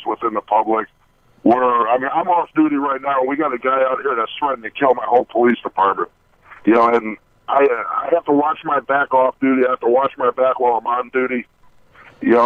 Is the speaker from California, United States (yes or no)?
no; Chicago, Illinois, United States; now in Oklahoma, United States; I'm from Chicago. I grew up in Chicago